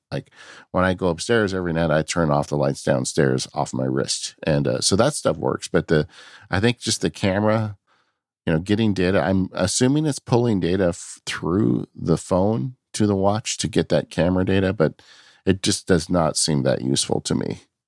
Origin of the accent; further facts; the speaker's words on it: California, United States; I'm from California